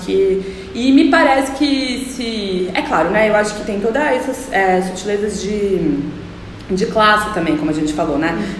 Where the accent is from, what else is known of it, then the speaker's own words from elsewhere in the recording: Ribeirão Preto, São Paulo, Brazil; eu cresci no interior também, em Ribeirão Preto